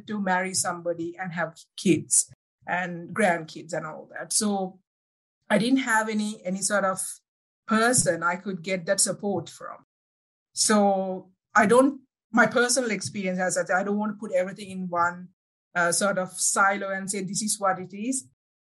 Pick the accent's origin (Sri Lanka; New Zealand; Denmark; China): Sri Lanka; English is a second language; moved away as an adult; now in Alberta, Canada; I'm originally from Sri Lanka, now saying hello from Canada, Alberta.